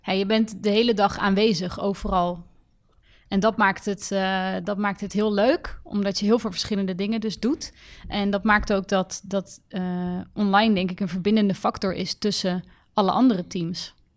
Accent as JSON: {"language": "Dutch", "town": "The Hague", "region": "South Holland", "country": "Netherlands", "said": "Ik kom uit Den Haag, oorspronkelijk"}